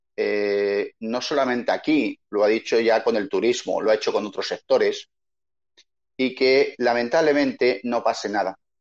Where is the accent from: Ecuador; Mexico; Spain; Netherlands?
Spain; Madrid, Community of Madrid; moved away as an adult; now in Chile; yo soy un madrileño, que llevo 20 años en Chile